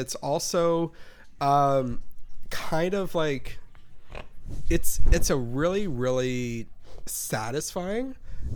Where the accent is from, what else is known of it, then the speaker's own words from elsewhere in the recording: California, United States; I'm clearly from California